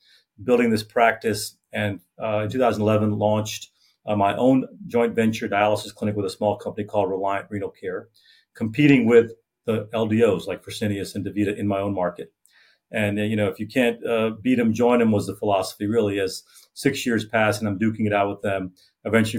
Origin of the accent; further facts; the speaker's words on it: Louisiana, United States; I'm a nephrologist, born and raised in Louisiana